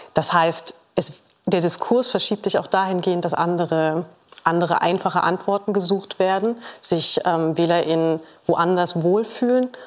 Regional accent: Saxony-Anhalt, Germany; Ich komme aus Sachsen-Anhalt

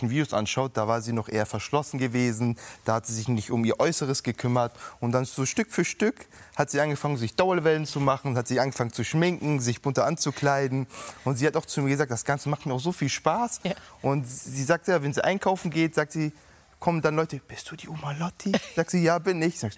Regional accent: Hamburg, Germany; sage ich, ich bin immer ein waschechter Hamburger.

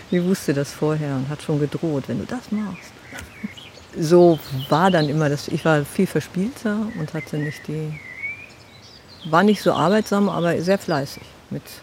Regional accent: Ulsnitz, Germany; Nein, aufgewachsen bin ich in Ulsnitz.

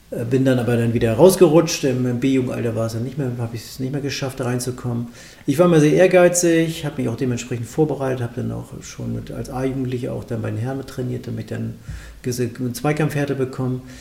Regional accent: Melzdorf, Schleswig-Holstein, Germany; ich bin auf dem Dorf aufgewachsen, im Ort heißt Melzdorf, das ist kurz vor Kiel.

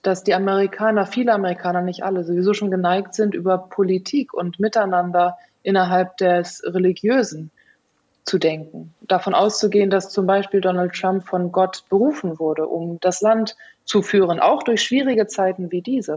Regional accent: Germany; bei uns in Deutschland

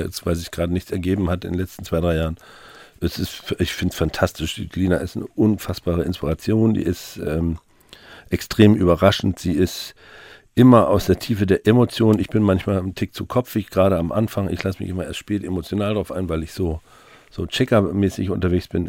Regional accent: Mecklenburg-Vorpommern, Germany; now in Hamburg, Germany

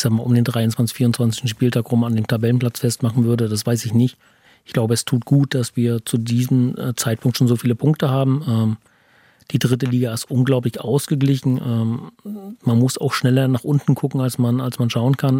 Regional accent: Teterow, Mecklenburg-Vorpommern, Germany; ich bin gebürtiger Tetroer

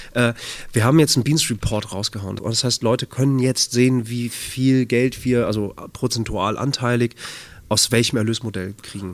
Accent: Bad Oeynhausen, North Rhine-Westphalia, Germany; now in Hamburg, Germany; In Bad Oeynhausen. Kleiner Kurort, äh, nördliches Nordrhein-Westfalen. Das ist meine Heimat, da bin ich aufgewachsen.

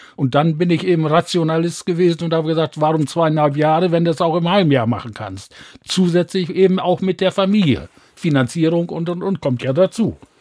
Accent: Bad Bentheim, Lower Saxony, Germany; now in Osnabrück, Germany; aus Gildehaus, heute Ortsteil von Bad Bentheim bin dort wirklich auf dem Land groß geworden

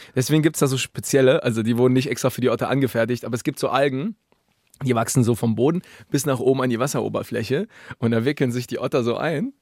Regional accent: Berlin, Germany; in Berlin, mhm. wo ich herkomme

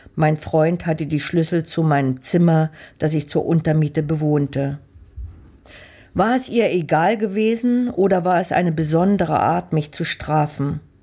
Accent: Leipzig, Saxony, Germany; meine Kindheit in Leipzig

